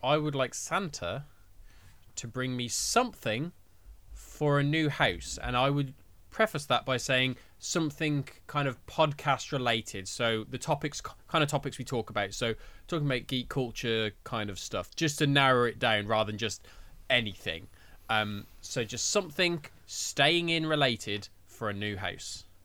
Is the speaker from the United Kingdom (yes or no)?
yes; Birmingham, West Midlands, United Kingdom; I'm from Birmingham